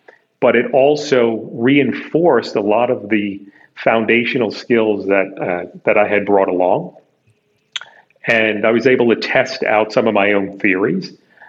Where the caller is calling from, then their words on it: New York City, New York, United States; I'm calling you from Midtown Manhattan at my offices.